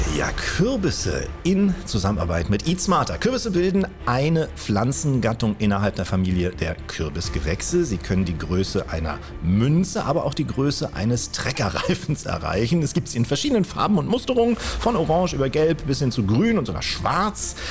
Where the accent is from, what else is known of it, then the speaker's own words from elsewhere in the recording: Kiel, Schleswig-Holstein, Germany; als gebürtiger Kieler